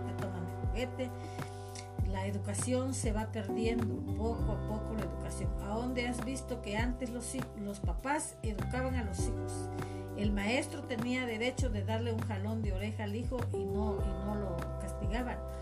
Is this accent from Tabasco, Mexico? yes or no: yes; Cárdenas, Tabasco, Mexico; born or raised there